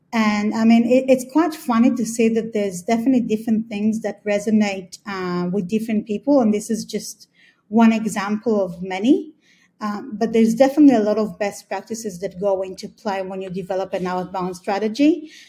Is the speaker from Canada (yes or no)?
no; Australia; moved away as an adult; also born or lived in Israel; I was born in Israel, grew up in Australia, and been here for the past eight years or so